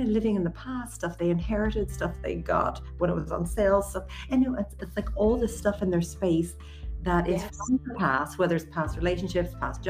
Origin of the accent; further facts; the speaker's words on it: Leinster, Ireland; I'm actually born and raised in Wicklow area, and I really spent a lot of my childhood with really deep connection and reverence to the land.